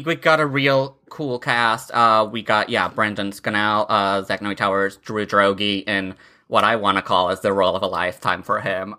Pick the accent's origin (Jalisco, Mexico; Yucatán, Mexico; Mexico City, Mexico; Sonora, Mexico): Mexico City, Mexico; moved away; I grew up in Mexico City, uh, was born in Mexico City and grew up, like, around there, uh, like, all my, uh, childhood and and teenage